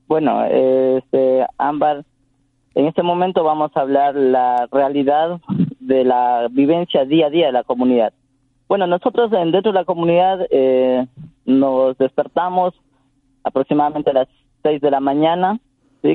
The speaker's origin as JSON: {"language": "Spanish", "area": "Tsáchila people", "region": "Santo Domingo de los Tsáchilas", "country": "Ecuador", "first_language": "Tsafiki", "second_language": "Spanish", "said": "en Safiki, que en nuestra lengua materna"}